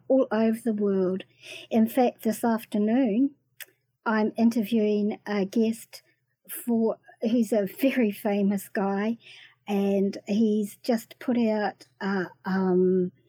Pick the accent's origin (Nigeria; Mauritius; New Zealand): New Zealand; also born or lived in Waxhaw, North Carolina, United States; when I came back to New Zealand